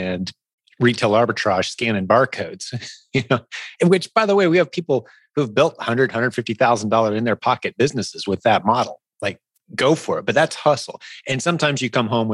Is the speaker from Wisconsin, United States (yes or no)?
no; Indianapolis, Indiana, United States; Indianapolis, my hometown, it's a pretty big convention town